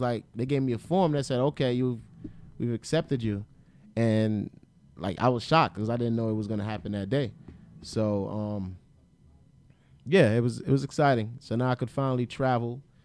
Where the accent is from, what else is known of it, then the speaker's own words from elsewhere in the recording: Atlantic City, New Jersey, United States; I'm from Atlantic City area, Atlantic City, Pleasantville, a Egg Harbor. That's that's where I'm from originally